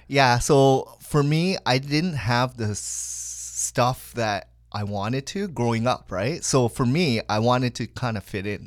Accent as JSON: {"language": "English", "town": "Hamilton", "region": "Ontario", "country": "Canada", "tie": "born or raised there", "also_born_or_lived": "Kitchener", "lives_now": "Richmond Hill, Canada", "said": "I was actually conceived in Hamilton, Saint Joel Hospital"}